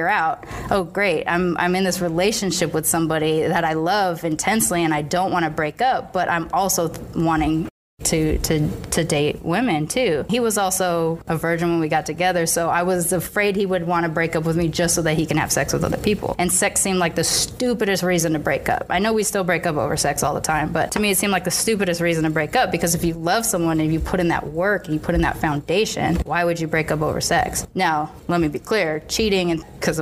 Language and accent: English; United States; also born or lived in Boston / California; America, America, America.